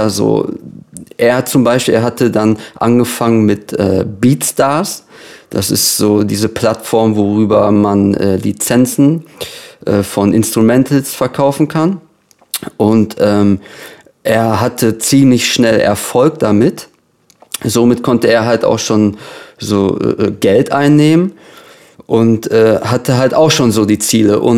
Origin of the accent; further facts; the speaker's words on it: Lippstadt, North Rhine-Westphalia, Germany; Genau, also ich komme aus Lippstadt. Das ist so eine kleine Stadt äh, im Herzen von Ostwestfalen so, damit man sich das vorstellen kann. Das ist ungefähr so eine Stunde von Dortmund entfernt.